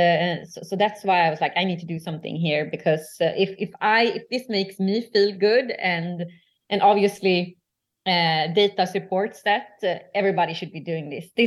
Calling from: Stockholm, Stockholm County, Sweden; English is a second language; I'm joining you from Stockholm, Sweden.

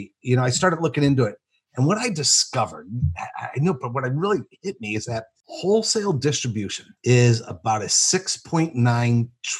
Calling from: Barrington, Illinois, United States; Well, I'm in my office in Barrington, Illinois, outside of Chicago.

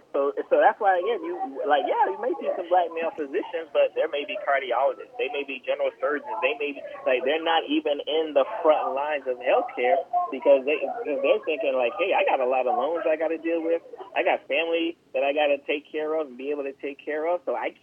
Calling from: Florida, United States; Yeah, I'm in South Florida.

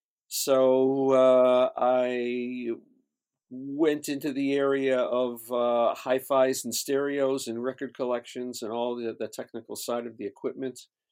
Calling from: Los Angeles, California, United States; I'm in Los Angeles, California.

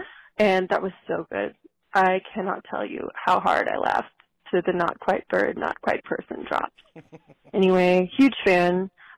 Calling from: South Carolina, United States; I'm calling from South Carolina. And big fan from down here in the South.

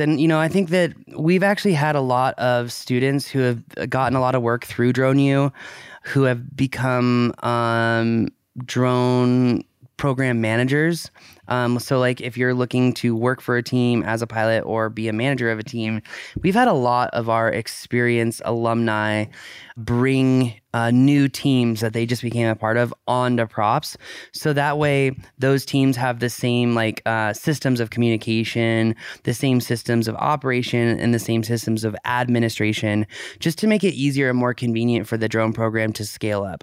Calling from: Tulsa, Oklahoma, United States; I am calling from Tulsa, Oklahoma.

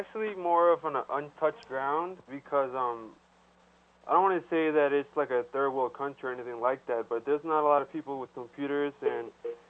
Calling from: Bogota, Colombia; I'm tuning in from Bogota, Colombia.

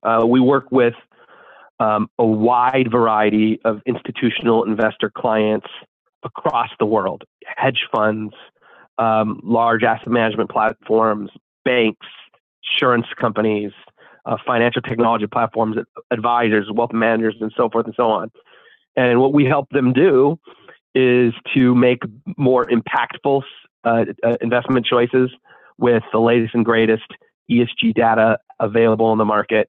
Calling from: Los Angeles, California, United States; Los Angeles, California.

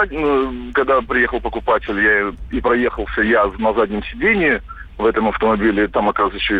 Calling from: Crimea, Ukraine; потому что, ну, я из Крыма звоню.

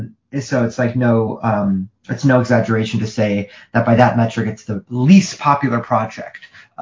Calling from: Midwest, United States

